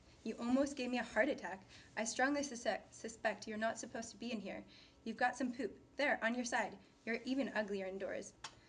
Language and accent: English; Vancouver, British Columbia, Canada; I'm from Vancouver.